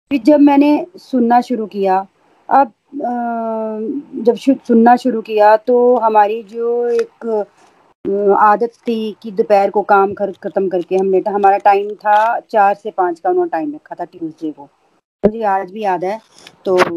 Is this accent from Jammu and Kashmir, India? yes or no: yes; Jammu, Jammu and Kashmir, India; मैं जम्मू से हूँ